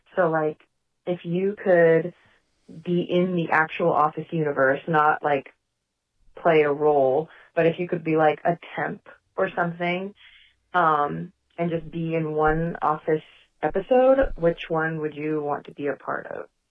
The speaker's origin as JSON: {"language": "English", "area": "Bay Area", "region": "California", "country": "United States", "said": "I am from the Bay Area, California"}